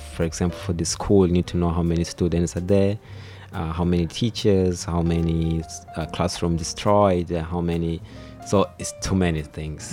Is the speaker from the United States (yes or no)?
no; Maputo, Mozambique; I'm from uh, the capital, uh, I mean, the capital province, mm-hmm. which is called Maputo